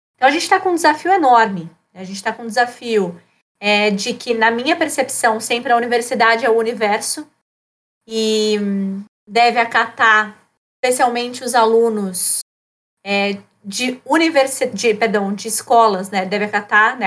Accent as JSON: {"language": "Portuguese", "region": "São Paulo", "country": "Brazil", "moved": "yes", "lives_now": "Rio Grande do Sul, Brazil", "said": "E eu estou aqui no Rio Grande do Sul, sou paulistana desde 2012."}